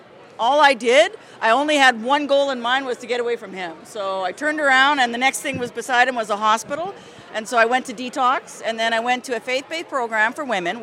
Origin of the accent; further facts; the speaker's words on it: Quebec, Canada; also born or lived in Alberta; now in Los Angeles, United States; I'm from Quebec, but I've been living in Alberta for 30 years